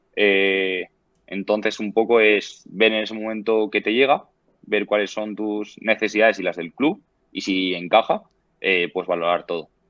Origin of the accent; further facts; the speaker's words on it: Valencia, Valencian Community, Spain; moved away as an adult; now in Sweden; yo soy valenciano y valencianista